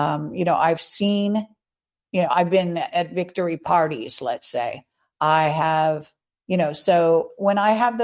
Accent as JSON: {"language": "English", "region": "California", "country": "United States", "tie": "born or raised there", "said": "I'm a Californian since I was born. I was, you know, I'm even third or fourth generation Californian"}